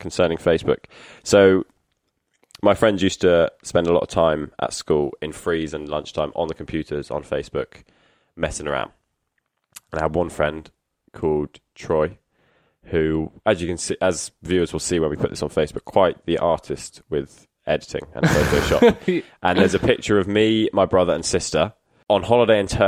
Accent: Exmouth, South West England, United Kingdom; the Exmouth Journal, the local paper in my hometown

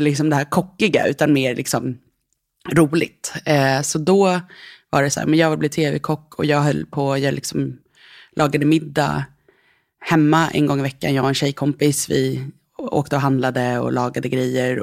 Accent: Nacka, Stockholm County, Sweden; Jag växte upp eh, utanför Stockholm i Nacka

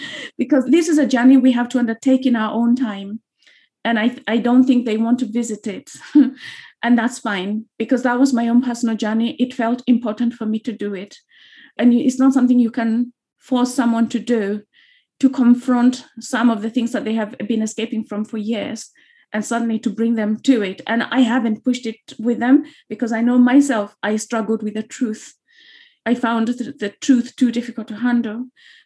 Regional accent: Kenya; moved away as an adult; now in London, United Kingdom; growing up in Kenya, a lot of people in Kenya, we don't know our history.

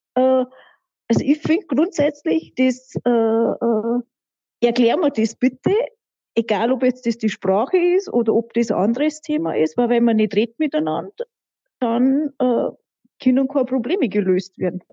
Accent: Rinchnach, Bavaria, Germany; accent: Lower Bavarian; also born or lived in Munich; bei uns in der Gegend, also da wo ich aufgewachsen bin

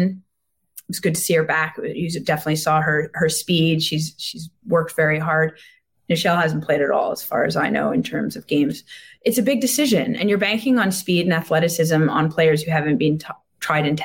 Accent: Montreal, Quebec, Canada; in Montreal, my hometown

